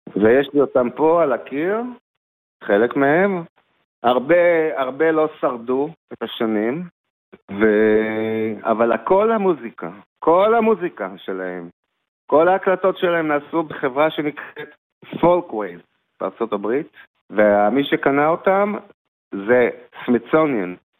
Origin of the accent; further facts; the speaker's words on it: Israel; also born or lived in New York, United States; גדלתי בישראל